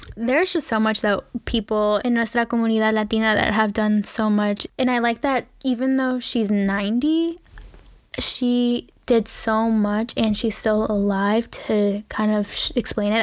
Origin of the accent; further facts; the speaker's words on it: Ecuador; I am from Ecuador.